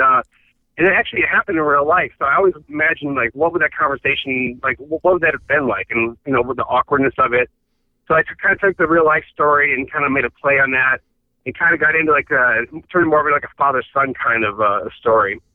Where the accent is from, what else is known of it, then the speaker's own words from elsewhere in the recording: Michigan, United States; moved away as an adult; also born or lived in Chicago; now in Los Angeles, United States; my family's all from Chicago. I grew up in Michigan